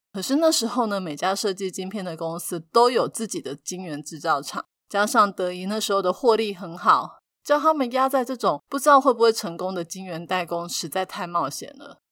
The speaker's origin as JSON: {"language": "Chinese", "country": "Taiwan", "said": "但是我们台湾人却很紧张"}